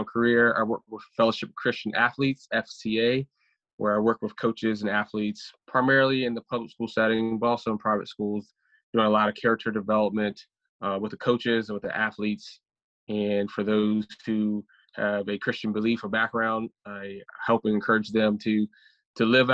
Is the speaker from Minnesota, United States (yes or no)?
no; Maryland, United States; we're in Maryland, born and raised in Maryland